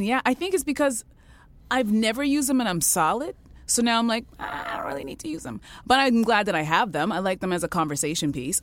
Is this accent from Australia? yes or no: no; Canada; I was born in Canada